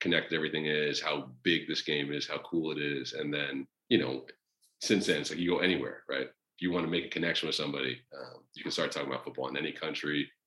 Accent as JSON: {"language": "English", "region": "New York", "country": "United States", "tie": "born or raised there", "said": "growing up in New York"}